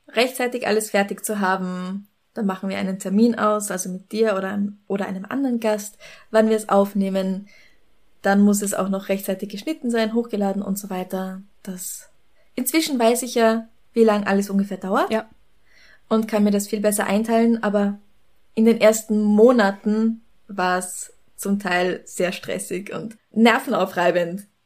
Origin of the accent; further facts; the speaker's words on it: Bavaria, Germany; born there; Nein, ich bin in Bayern geboren